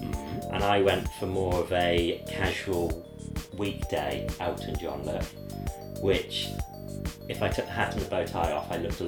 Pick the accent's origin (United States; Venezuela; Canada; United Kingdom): United Kingdom; England; I'm English.